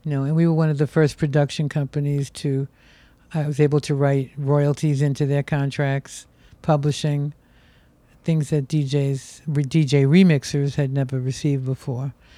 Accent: New York City, New York, United States; growing up in Brooklyn

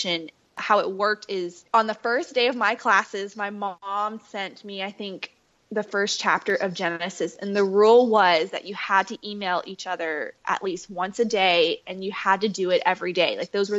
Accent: Fayetteville, North Carolina, United States; I grew up in Fayetteville, North Carolina

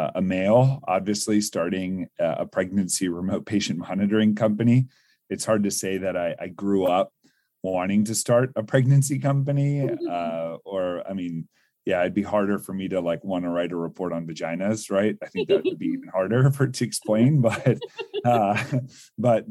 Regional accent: Northern Virginia, United States; I grew up in like the Northern Virginia area near DC

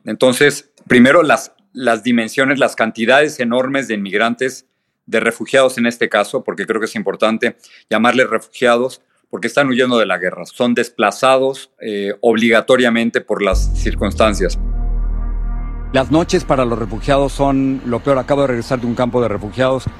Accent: Mexico City, Mexico; tú y yo somos de la Ciudad de México

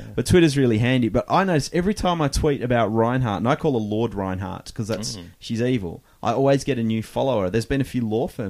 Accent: Port Arthur, Tasmania, Australia; I'm from Tassie in Port Arthur

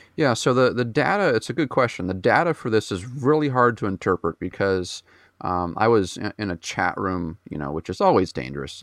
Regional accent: New Hampshire, United States; I was born and raised in New Hampshire, so I'm, I'm a New Englander at heart. I've been up here for my whole life

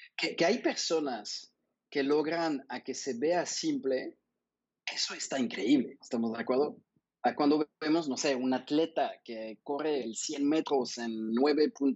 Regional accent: France; now in Mexico; siendo francés

